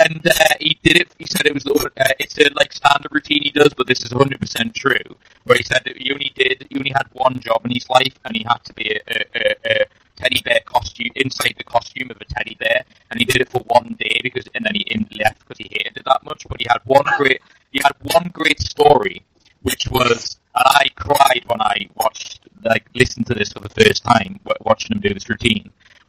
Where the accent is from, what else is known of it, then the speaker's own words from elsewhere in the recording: England, United Kingdom; I'm speaking as an Englishman here